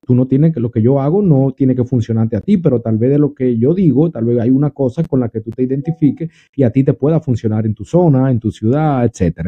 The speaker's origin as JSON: {"language": "Spanish", "country": "Dominican Republic", "also_born_or_lived": "New York, United States", "moved": "yes", "lives_now": "Florida, United States", "said": "Yo soy dominicano, pero vivo en la Florida ya en Estados Unidos hace un tiempo eh, viví en Nueva York"}